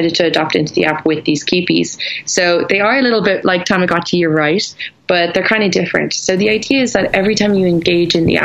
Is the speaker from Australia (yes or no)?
no; Ireland; I'm Irish